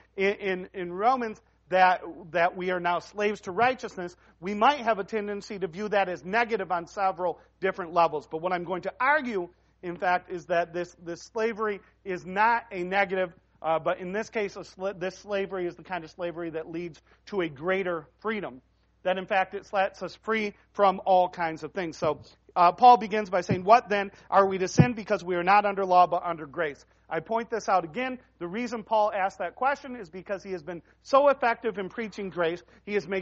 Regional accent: United States; we as Americans

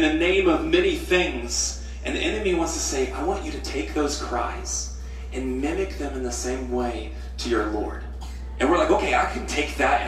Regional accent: United States; I'm an American

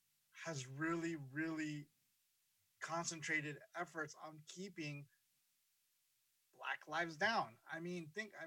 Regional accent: Los Angeles, California, United States; also born or lived in Honduras / New Jersey; I was born in Honduras, and I immigrated to this country young, from New Jersey to New Jersey, then to what was, I guess, South Central when I was a kid, and now it's just South Los Angeles. And I grew up in, you know, going to school, junior high school and high school in Watts

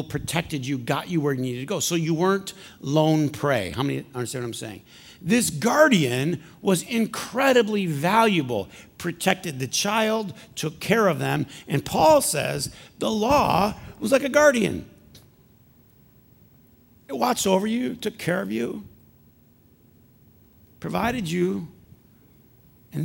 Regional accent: Flint, Michigan, United States; I'm from Flint.

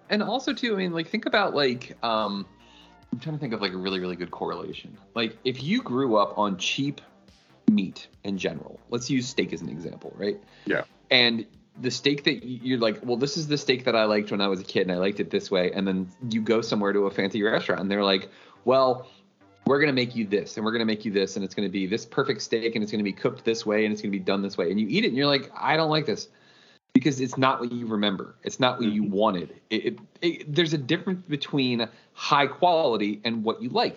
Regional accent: New York, United States; I grew up in New York

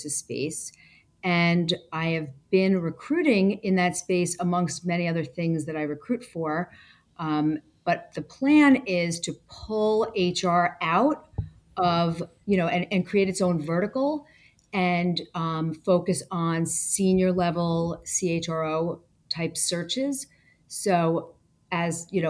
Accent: Westchester, New York, United States; I grew up in Westchester, New York

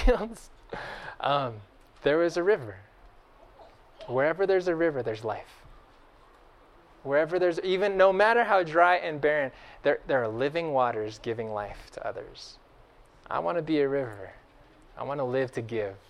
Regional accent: Bakersfield, California, United States; I grew up in Bakersfield, of all places, in Central Valley, California

